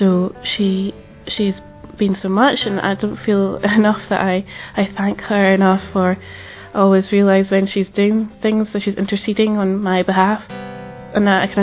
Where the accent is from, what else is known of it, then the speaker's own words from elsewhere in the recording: Glasgow, Scotland, United Kingdom; I'm 26 and I'm from Glasgow in Scotland.